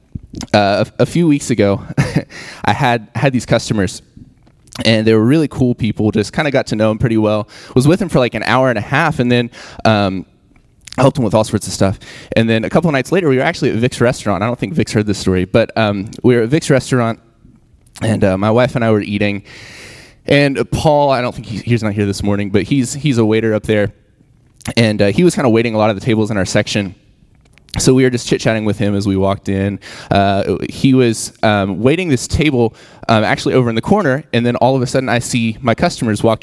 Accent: West Virginia, United States; moved away as an adult; I'm from West By God, Virginia

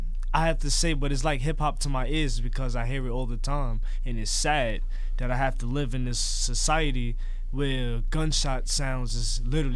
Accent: New York City, New York, United States; I'm from the Bronx. I live uptown in the Bronx, where there's a lot of homicides, a lot of unsolved murders that go cold. And I hear gunshots every day, every night.

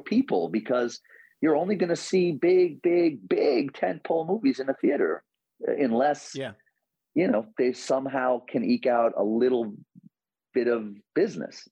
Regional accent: New York City, New York, United States; as a New Yorker, and you know deeply influenced by growing up in Queens

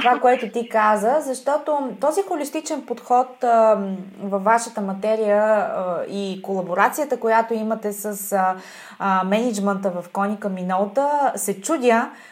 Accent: Bulgaria; съм българка и съм израснала на тази географска ширина

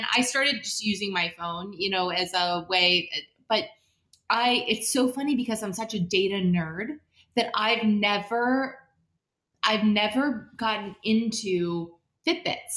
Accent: West Side, Midwest, United States; also born or lived in Chicago / Baltimore; I grew up on the West Side

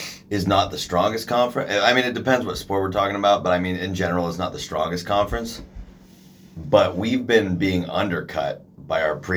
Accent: Portland, United States; I'm from Portland area.

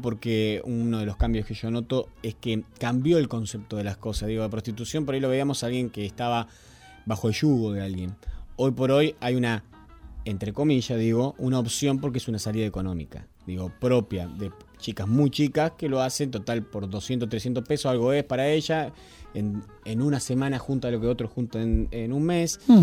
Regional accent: Argentina; nosotros somos argentinos

